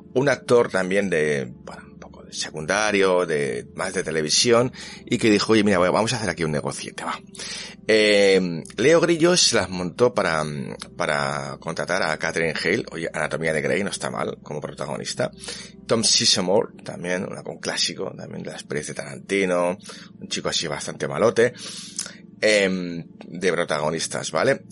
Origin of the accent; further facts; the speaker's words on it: Catalonia, Spain; yo soy catalán